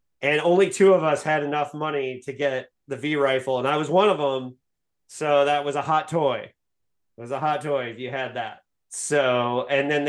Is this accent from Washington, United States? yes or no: no; Bloomington, Indiana, United States; I grew up in Bloomington, Indiana